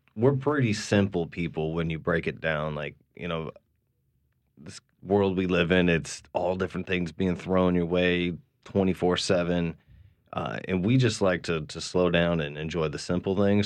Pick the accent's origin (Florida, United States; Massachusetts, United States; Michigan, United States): Massachusetts, United States; now in New Orleans, United States; I'm from Massachusetts